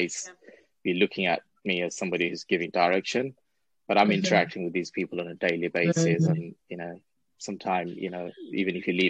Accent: London, United Kingdom; growing up in London, in Tower Hamlets, where you're literally on bordering the city

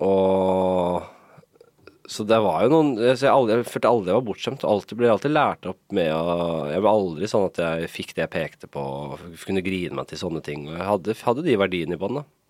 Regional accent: Oslo, Norway; Jeg er jo fra Nordstrand selv

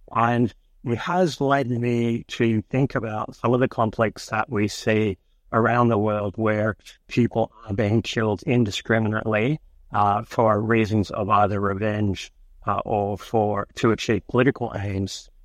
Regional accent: United States; now in Australia; I grew up in America

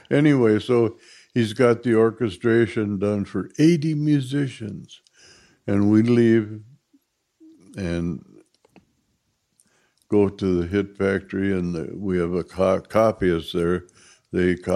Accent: Minneapolis, Minnesota, United States; I'm from Minneapolis, Minnesota, and was born in 1934

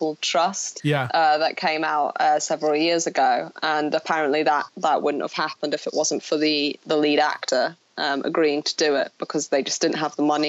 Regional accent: Scotland, United Kingdom; accent: Scottish; No. I mean, it is my native accent, my Scottish accent. And then when I went to drama school, they made you talk with an English accent. I can switch into my Scottish accent pretty easily.

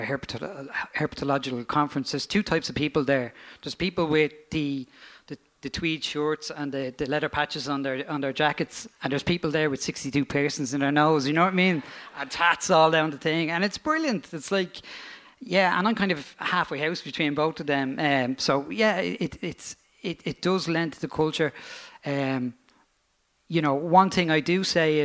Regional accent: Dublin, Leinster, Ireland; I'm from Crumlin

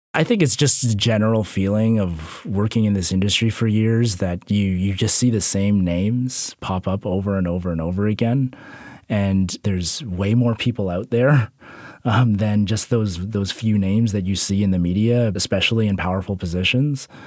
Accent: Canada; Canadian filmmakers

